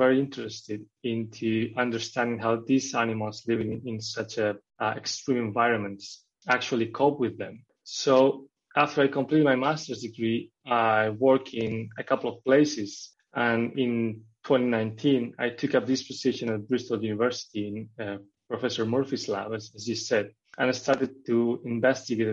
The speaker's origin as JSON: {"language": "English", "country": "Spain", "tie": "born or raised there", "also_born_or_lived": "Norway", "moved": "as an adult", "said": "I studied biology in Spain, in my hometown in Spain"}